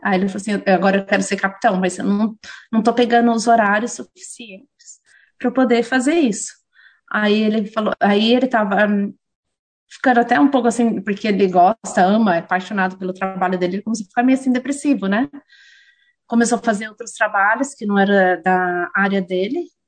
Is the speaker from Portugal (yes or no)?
no; Jundiaí, São Paulo, Brazil; moved away as an adult; also born or lived in England; now in Auckland, New Zealand; eu sou de Jundiaí, não sou de São Paulo